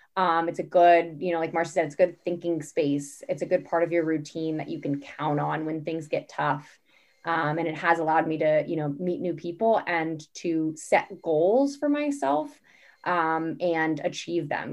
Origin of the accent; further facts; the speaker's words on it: California, United States; moved away as an adult; also born or lived in Boston area; now in Boston, United States; I'm currently living in the Boston area, but I grew up in California